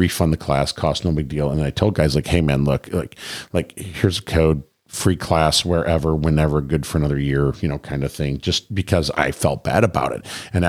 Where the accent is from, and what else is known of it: Michigan, United States